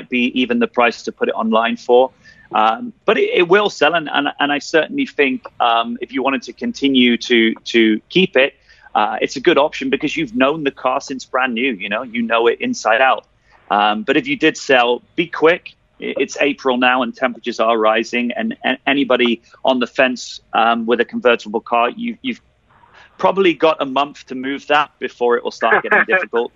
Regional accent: United Kingdom; now in Dubai, United Arab Emirates; as a Brit

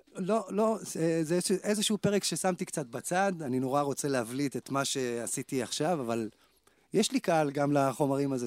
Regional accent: Kfar Saba, Central District, Israel; אני בא מכפר סבא

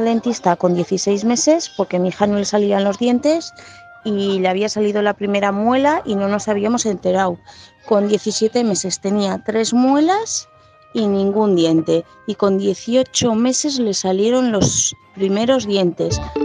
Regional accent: Zaragoza, Aragon, Spain; soy de Zaragoza

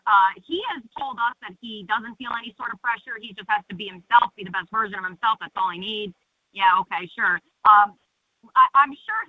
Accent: New Jersey, United States; now in Jacksonville, United States; I'm originally from New Jersey

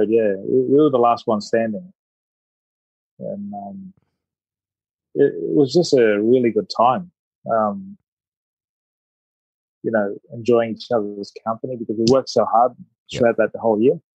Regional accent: Australia; when I was playing and growing up in Australia, I had this goal to play for Australia. Um, you know, arriving when I was eight

